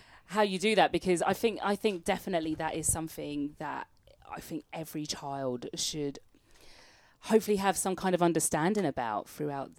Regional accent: London, United Kingdom; now in Switzerland; we're from London, Scarborough, Toronto

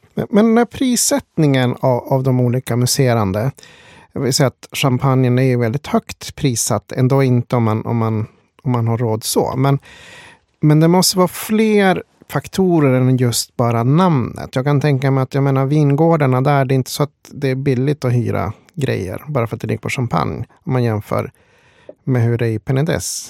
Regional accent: Sweden; Svenne som man är

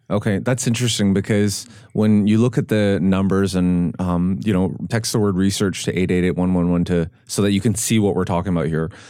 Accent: Vancouver, British Columbia, Canada; now in Nashville, United States; I grew up in Vancouver, and it's like no one went to church

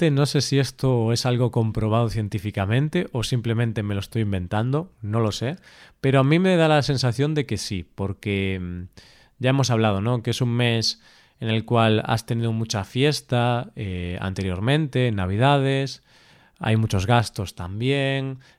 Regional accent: Spain; first language Spanish; somos españoles, somos profesores de español

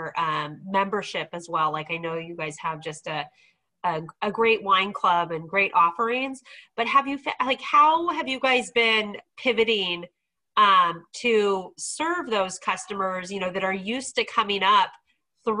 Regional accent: Sonoma County, California, United States; I grew up in Sonoma County, you know, left for 5 years, came back and started working in Sonoma County

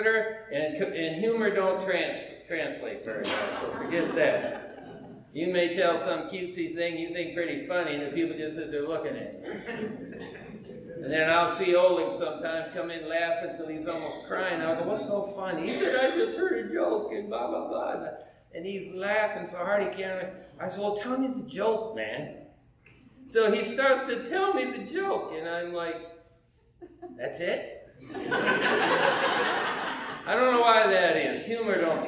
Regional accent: United States; I may be from the United States

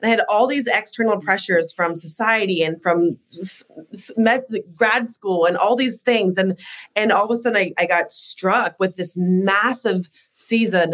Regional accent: Alaska, United States; I grew up in Alaska, born and raised

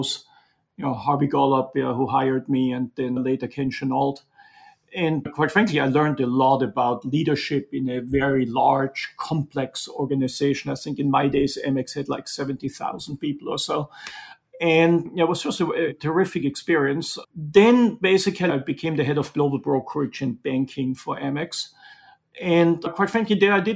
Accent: Austria; moved away as an adult; also born or lived in Munich; now in New York, United States; As you can tell from my accent, I didn't grow up in Brooklyn, but I grew up in the mountains in Austria in an entrepreneurial family.

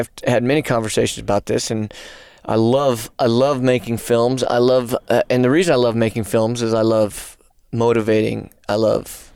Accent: New Mexico, United States; moved away; My home state

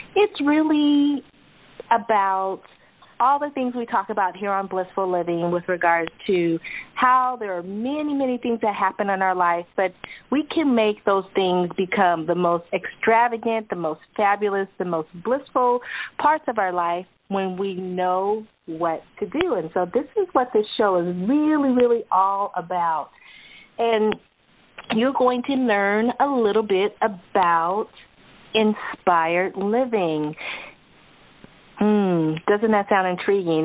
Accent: California, United States; we're from California, so we don't have hurricanes.

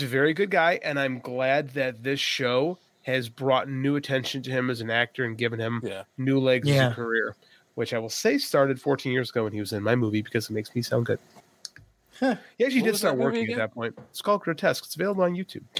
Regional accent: Chicago, Illinois, United States; I'm from Chicago.

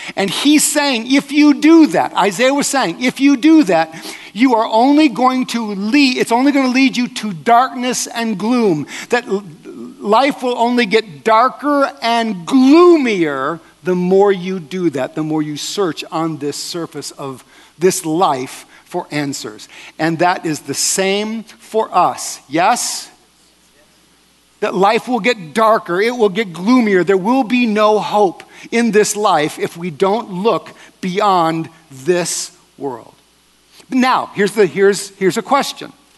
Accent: Wisconsin, United States; now in California, United States; I am from California, but I am not a Californian. I'm a Wisconsinite.

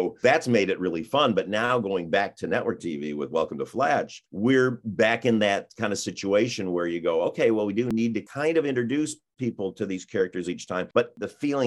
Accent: Mount Clemens, Michigan, United States; I grew up in Michigan, in Mount Clemens, Michigan, which was a small town.

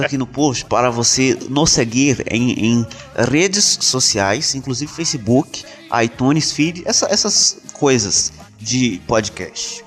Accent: Minas Gerais, Brazil; sou mineiro

